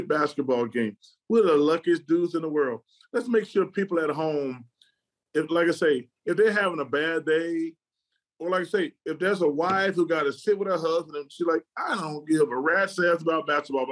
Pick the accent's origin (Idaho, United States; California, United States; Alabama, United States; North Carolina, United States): Alabama, United States; Birmingham; I want people to see my hometown